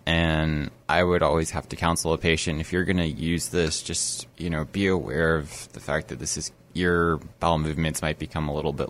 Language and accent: English; Virginia, United States; moved away as an adult; I grew up in Virginia and I had to relocate.